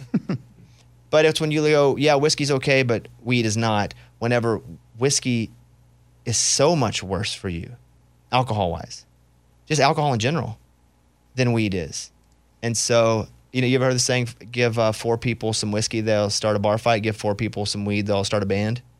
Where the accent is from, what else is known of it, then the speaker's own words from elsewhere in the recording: Arkansas, United States; moved away; growing up in Arkansas